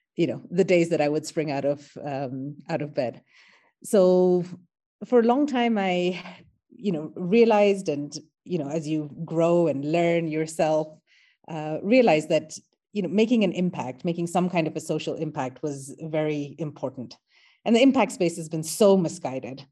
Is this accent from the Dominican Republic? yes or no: no; Kenya; I am an Indian Kenyan. So my ancestors came to Kenya as indentured laborers